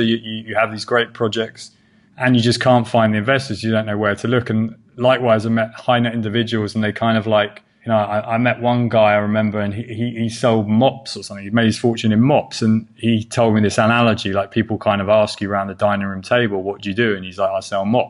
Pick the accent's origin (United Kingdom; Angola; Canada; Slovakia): United Kingdom; England; now in United States; I'm English